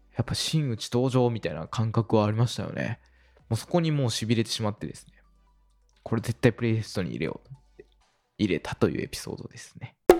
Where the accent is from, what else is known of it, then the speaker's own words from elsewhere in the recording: Osaka, Japan; まあ、大阪に住んでおりまして、まあ、生まれも育ちも大阪ということで、で、まあ、実家というかですね、元々の生まれというのが、えー、西